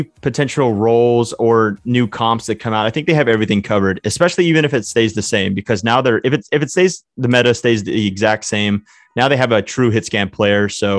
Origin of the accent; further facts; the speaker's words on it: Texas, United States; we are obviously from Texas